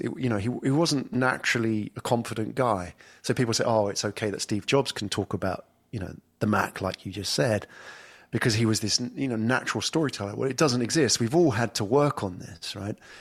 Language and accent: English; England, United Kingdom; moved away as an adult; now in Singapore; I come from England, and, but I haven't lived there for, well, over ten years.